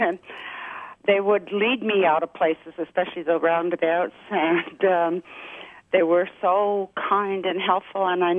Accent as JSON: {"language": "English", "country": "Canada", "also_born_or_lived": "United States", "said": "I had a laugh at what he was saying about the Canadian flag because I'm Canadian and American."}